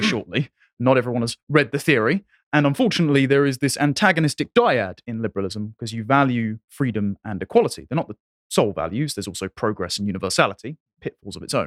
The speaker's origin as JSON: {"language": "English", "region": "England", "country": "United Kingdom", "said": "I am an Englishman"}